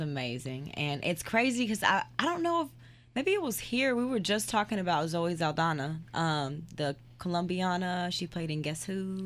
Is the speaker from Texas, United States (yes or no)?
yes; Dallas, Texas, United States; now in Houston, United States; I grew up in Dallas